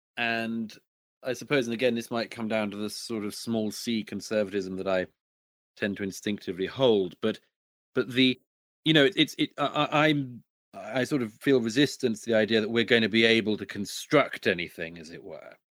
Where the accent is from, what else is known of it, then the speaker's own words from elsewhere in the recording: United Kingdom; my home country in particular, in Britain